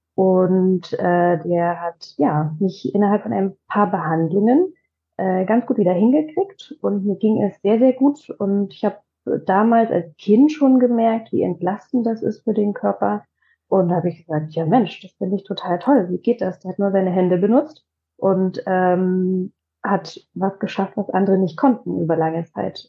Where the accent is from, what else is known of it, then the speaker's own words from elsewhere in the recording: Leipzig, Saxony, Germany; now in Potsdam, Germany; Ich komme aus Leipzig